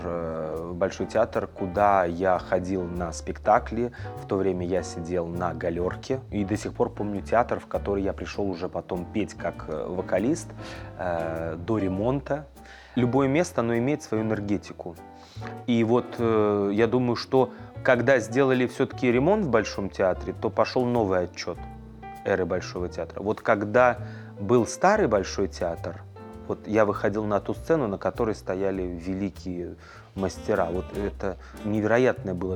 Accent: Moscow, Russia; я москвич, родился в Москве, в первом роддоме

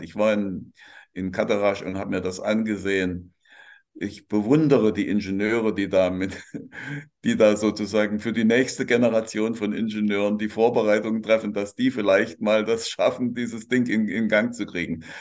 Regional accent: Germany

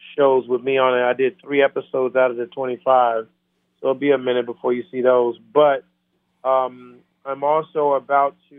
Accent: Camden, Alabama, United States; Camden, Alabama, my hometown

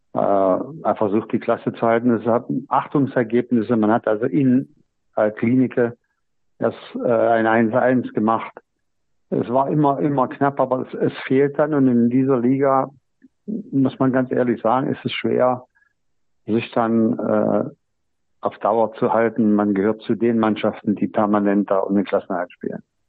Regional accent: Halberstadt, Saxony-Anhalt, Germany; born or raised there; moved away as an adult; also born or lived in Magdeburg / Nordhausen / Erfurt / Jena

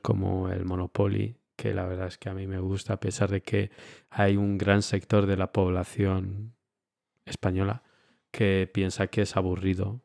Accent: Romania; also born or lived in Spain; now in Munich, Germany; yo es que de pequeño en Rumanía

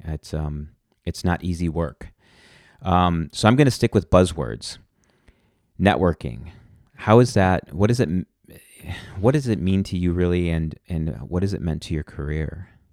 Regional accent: Milwaukee, Wisconsin, United States; here in my hometown of Milwaukee

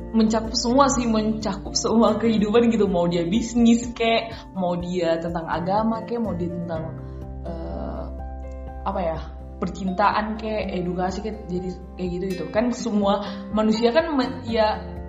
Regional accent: Humbang Hasundutan, North Sumatra, Indonesia; kampung aku di Panduman

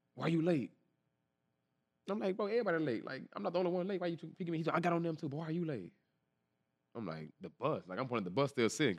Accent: Dallas, Texas, United States; I'm from Dallas, Texas, East Dallas, Texas

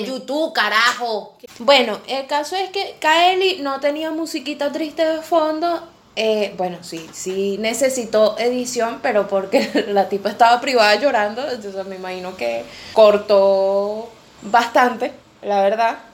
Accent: Venezuela; now in Argentina; esa situación yo no la sentía en Venezuela, a pesar de que en Venezuela tuve una que otra experiencia

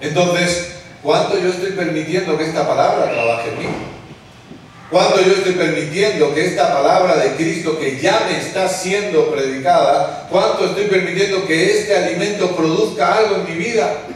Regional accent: Spain; soy el pelón de España

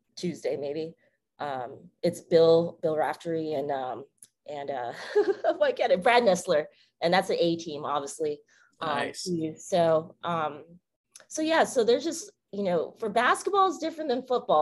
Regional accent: West Coast, United States; moved away; I'm from the West Coast

